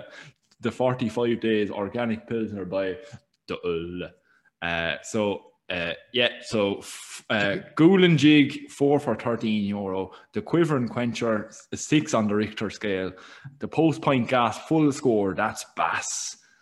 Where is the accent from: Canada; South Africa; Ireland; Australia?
Ireland; us growing up in Irish Catholic schools throughout Ireland